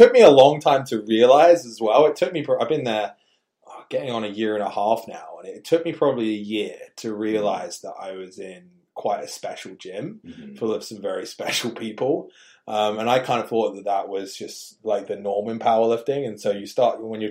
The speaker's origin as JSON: {"language": "English", "region": "England", "country": "United Kingdom", "tie": "born or raised there", "said": "growing up in England, you had to have a tough skin"}